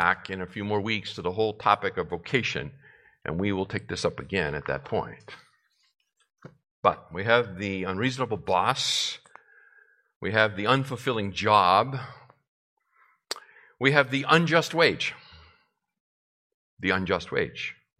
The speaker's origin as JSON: {"language": "English", "region": "Massachusetts", "country": "United States", "tie": "born or raised there", "said": "The home that I grew up in Massachusetts, was built in 1905."}